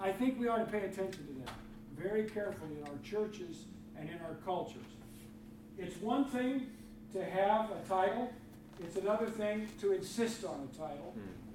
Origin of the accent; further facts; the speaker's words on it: Freeport, Illinois, United States; I grew up in Freeport, Illinois.